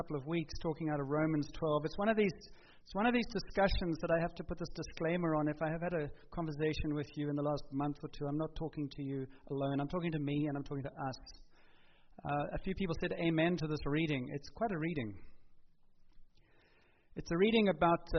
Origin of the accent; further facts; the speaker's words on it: South Africa; moved away; We grew up in South Africa